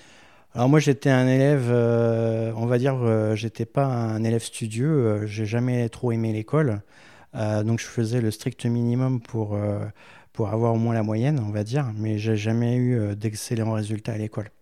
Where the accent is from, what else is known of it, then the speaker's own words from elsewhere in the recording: Méru, Hauts-de-France, France; also born or lived in Versailles; très jeune, à l'âge de cinq ans, euh, j'ai été, euh, dans l'Oise à Meru. Euh, donc mes parents avaient fait le choix d'aller, euh, euh, à la campagne, euh, faire construire une maison.